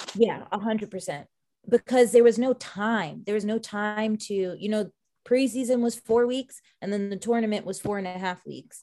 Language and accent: English; Long Island, New York, United States; moved away; also born or lived in Orlando; growing up on Long Island and being victim to Hurricane Sandy